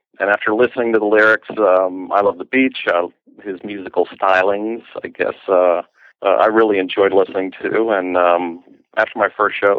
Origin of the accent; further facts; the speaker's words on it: Stamford, Connecticut, United States; moved away; also born or lived in South Carolina; I originally grew up in Stamford, Connecticut. I ended up about 30 miles from New York City. I ended up going to school in South Carolina